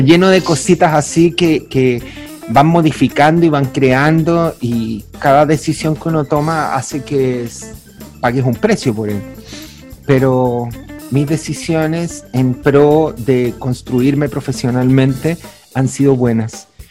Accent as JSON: {"language": "Spanish", "town": "Santiago", "region": "Santiago Metropolitan Region", "country": "Chile", "tie": "born or raised there", "said": "nací en San Miguel, barrio trabajador"}